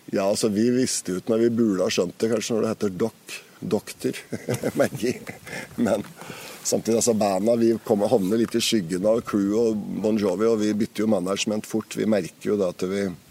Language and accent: Norwegian; Raufoss, Innlandet, Norway; moved away as an adult; also born or lived in Toten; kommer jeg fra Raufoss